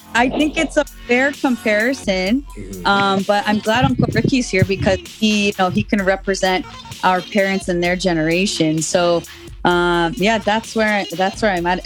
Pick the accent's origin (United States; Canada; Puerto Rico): Canada; I'm born in Canada, but I'm I'm raised Guyanese